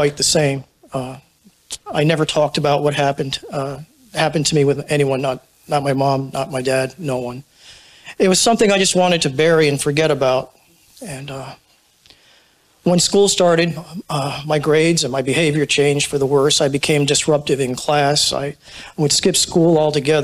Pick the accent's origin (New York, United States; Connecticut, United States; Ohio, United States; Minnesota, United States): Connecticut, United States; Clinton; moved away as an adult; also born or lived in New Haven, Connecticut; I was born in New Haven, Connecticut, and I was raised on the shoreline in a small town called Clinton